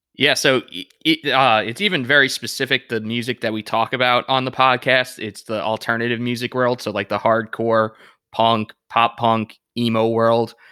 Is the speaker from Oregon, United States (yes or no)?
no; Deer Park, New York, United States; moved away as an adult; now in Charlotte, United States; I grew up in Deer Park, and all my friends, their dads and, and moms also grew up in Deer Park.